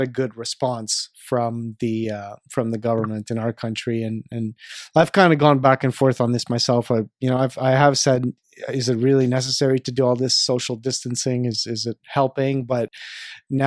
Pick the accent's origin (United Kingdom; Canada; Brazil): Canada; from my perspective as a Canadian